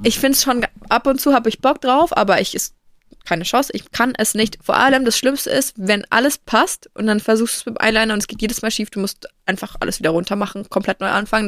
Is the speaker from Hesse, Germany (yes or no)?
no; Franconia, Bavaria, Germany; bei uns in Franken